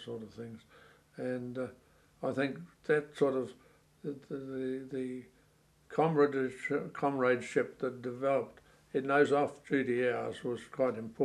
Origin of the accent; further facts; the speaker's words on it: New Zealand; myself as a New Zealander